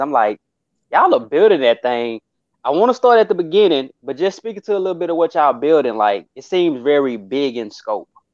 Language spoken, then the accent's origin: English; Dallas, Texas, United States; I'm a kid from Texas, so really Dallas specifically.